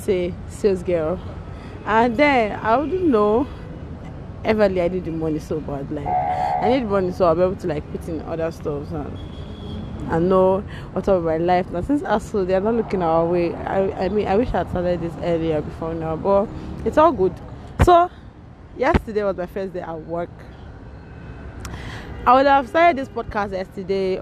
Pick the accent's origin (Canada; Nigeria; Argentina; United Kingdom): Nigeria; I'm a Nigerian student in the University of Alexei Kwame Federal University in the Falikiko Ebonyi State